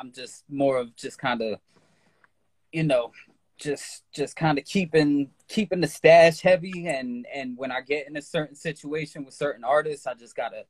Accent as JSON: {"language": "English", "region": "New Jersey", "country": "United States", "said": "I'm from New Jersey, New Jersey, USA"}